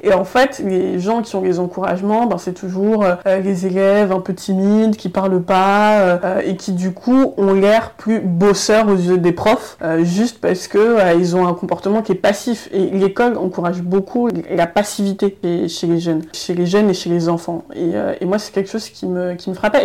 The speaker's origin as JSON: {"language": "French", "town": "Noisy-le-Grand", "region": "Île-de-France", "country": "France", "tie": "born or raised there", "also_born_or_lived": "Paris"}